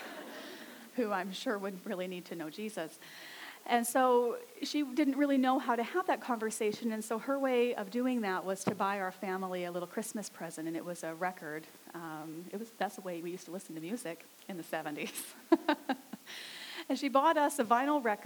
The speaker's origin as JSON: {"language": "English", "region": "Saskatchewan", "country": "Canada", "tie": "born or raised there", "moved": "yes", "lives_now": "Abbotsford, Canada", "said": "I grew up in Saskatchewan"}